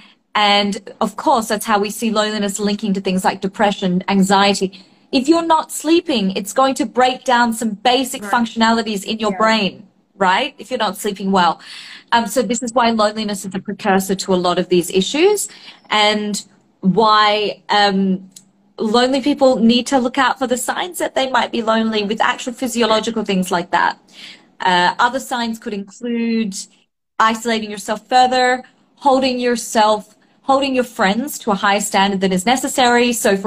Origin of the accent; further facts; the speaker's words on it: Australia; I grew up in Australia